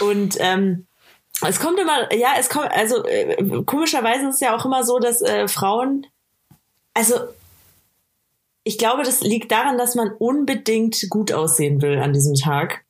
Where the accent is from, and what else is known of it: Bavaria, Germany